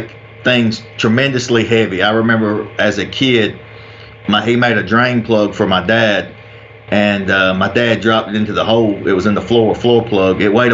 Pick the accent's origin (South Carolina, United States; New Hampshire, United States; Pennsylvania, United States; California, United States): South Carolina, United States; Anderson or Pendleton; I'm from Anderson or Pendleton, South Carolina. I grew up here just outside of Clemson, South Carolina